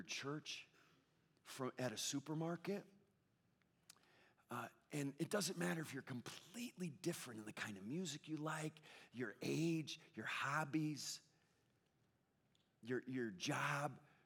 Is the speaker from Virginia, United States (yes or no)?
no; Connecticut, United States; now in Southern California, United States; I grew up in the Northeast, in Connecticut, New England, where it's pretty spiritually dead